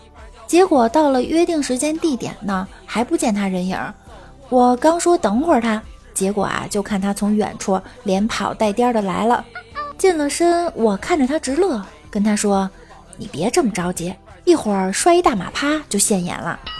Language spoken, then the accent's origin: Chinese; Beijing, China; 杵窝子呀，是咱老北京的方言